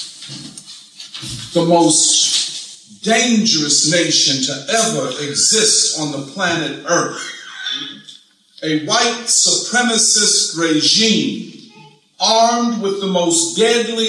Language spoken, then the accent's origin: English; Philadelphia, Pennsylvania, United States; I'm from Philadelphia.